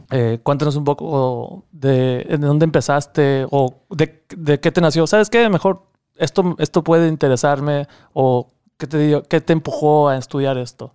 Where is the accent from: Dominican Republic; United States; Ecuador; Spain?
United States; Laredo, Texas; soy de Laredo, Texas